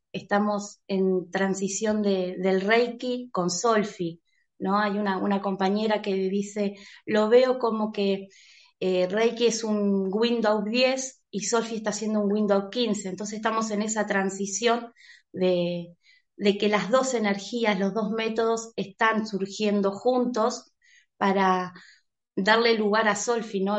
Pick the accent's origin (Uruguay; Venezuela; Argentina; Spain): Uruguay; estoy en Uruguay, eh, nací en Uruguay